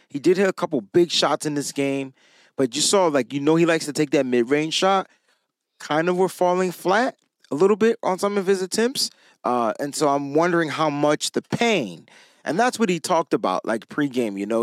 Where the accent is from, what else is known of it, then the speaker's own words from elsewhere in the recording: Connecticut, United States; I'm from Connecticut